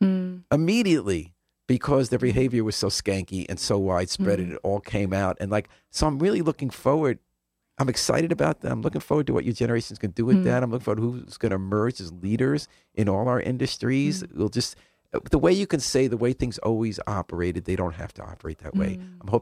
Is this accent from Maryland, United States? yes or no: no; White Plains, New York, United States; I didn't grow up here. Where'd {S2} you grow up? {S0} White Plains, New York.